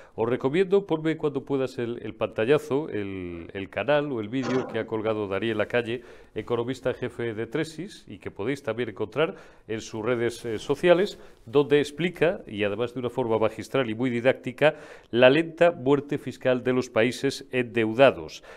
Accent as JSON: {"language": "Spanish", "area": "Zamora", "region": "Castile and León", "country": "Spain", "said": "en mi tierra zamorana"}